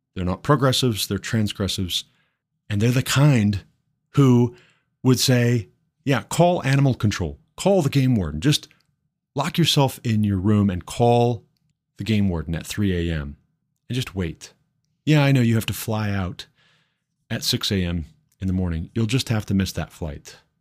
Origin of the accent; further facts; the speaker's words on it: Montana, United States; now in Colorado, United States; my home state, Montana